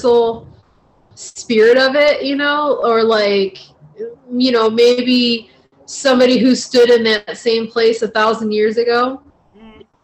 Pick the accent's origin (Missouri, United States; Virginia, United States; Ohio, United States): Ohio, United States; Northeast; I grew up in Ohio, I lived in Northeast Ohio